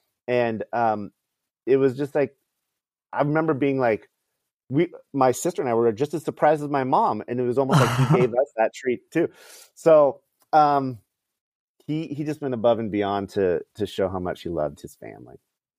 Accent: California, United States; born there; They lived in California. I was born in the Bay Area.

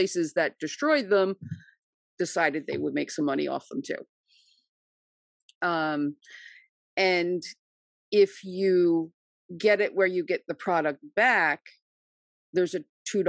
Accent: New Jersey, United States; I am from New Jersey

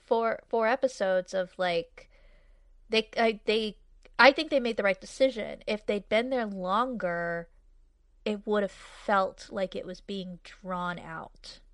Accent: New England, United States; moved away; also born or lived in Arizona / California; I'm from New England, but I lived in Arizona for twelve years, and I lived in California for six years after

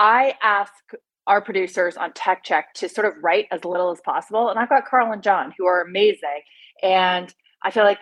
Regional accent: Canada; moved away as an adult; also born or lived in Singapore / Beijing / London / Vancouver; now in United States; I'm Canadian

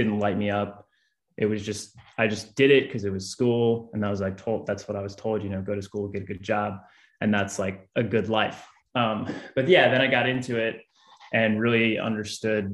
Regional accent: New Orleans, Louisiana, United States; also born or lived in Baton Rouge; I'm actually from New Orleans, so I kind of can mesh into that Louisiana lad vibe from New Orleans.

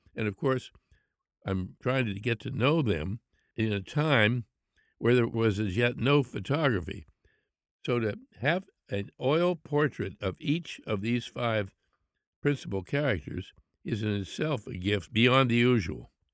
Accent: Pittsburgh, Pennsylvania, United States; I grew up in Pittsburgh

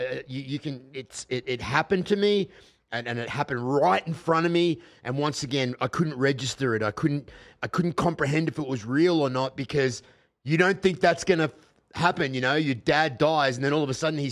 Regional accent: Australia

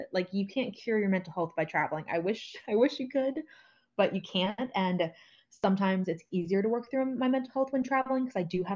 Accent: United States; moved away; I'm from the United States

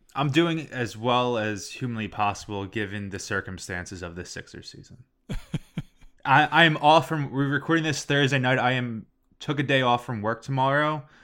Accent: Philadelphia, Pennsylvania, United States; we're from Philly

